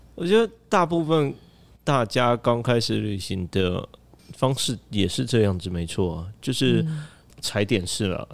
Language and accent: Chinese; Taiwan; 我们台湾人又有申根签证嘛